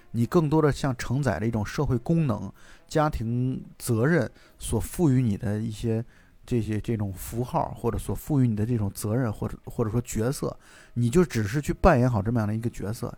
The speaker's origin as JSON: {"language": "Chinese", "country": "China", "said": "我们中国"}